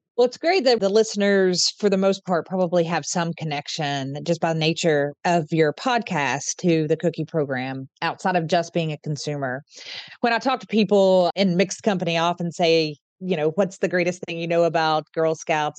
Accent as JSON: {"language": "English", "region": "Eastern Kentucky", "country": "United States", "moved": "yes", "lives_now": "Central Kentucky, United States", "said": "I'm from Eastern Kentucky and currently live in Central Kentucky"}